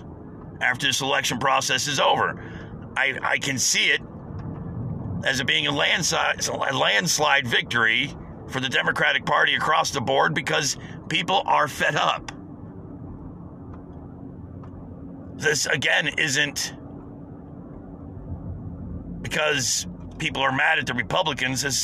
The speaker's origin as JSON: {"language": "English", "country": "United States", "said": "As an American"}